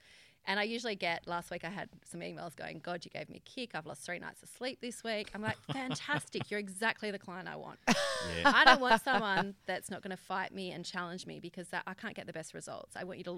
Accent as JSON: {"language": "English", "town": "Albany", "region": "Western Australia", "country": "Australia", "tie": "born or raised there", "lives_now": "Perth, Australia", "said": "Albany, down south."}